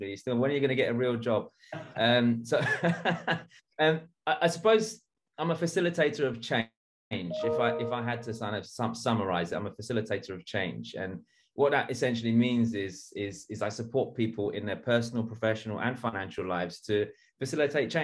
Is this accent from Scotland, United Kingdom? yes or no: no; London, United Kingdom; I was born and bred in East London. I grew up in a very rough neighborhood